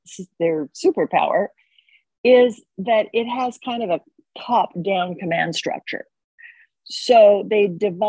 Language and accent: English; Oklahoma, United States; my home state of Oklahoma